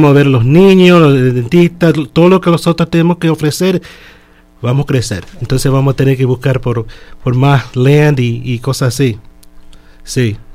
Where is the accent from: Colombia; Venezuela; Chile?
Chile; now in Miami, United States; Yo soy de Chile. Entonces yo vine aquí en el año 71 desde el año 71 hasta que yo estuve 18 años, y no tuve seguro.